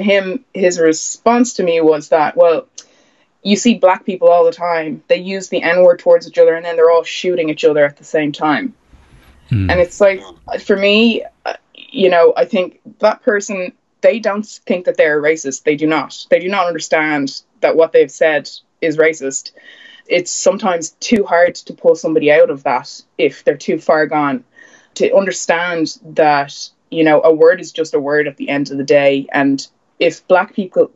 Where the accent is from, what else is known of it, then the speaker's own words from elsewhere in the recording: Bray, Leinster, Ireland; also born or lived in Mississippi, United States; I grew up in Bray, and there was probably about four or five people of colour in the whole town